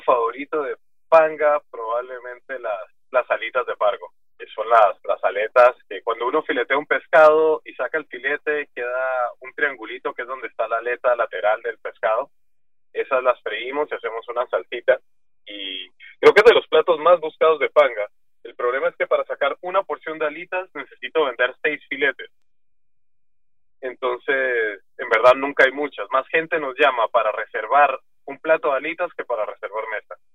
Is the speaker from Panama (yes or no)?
yes; Panama; also born or lived in Guatemala; yo Panamá lo he recorrido todo